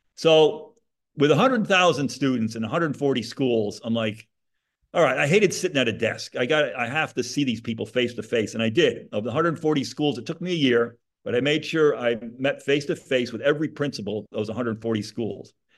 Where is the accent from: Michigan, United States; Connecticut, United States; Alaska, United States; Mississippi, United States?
Connecticut, United States; Monroe; now in Florida, United States; I grew up in Monroe, Connecticut.